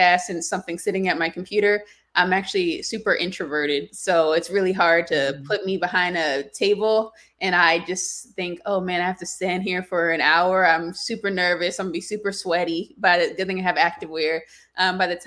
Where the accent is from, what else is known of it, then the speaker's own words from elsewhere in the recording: South Carolina, United States; moved away; I'm originally from South Carolina